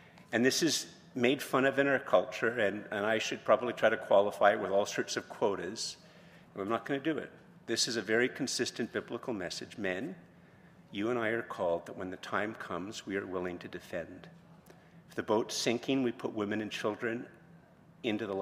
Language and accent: English; Montreal, Quebec, Canada; moved away; also born or lived in Ottawa, Canada; I was from Montreal originally, and then from Ottawa, and I'd never lived in a small town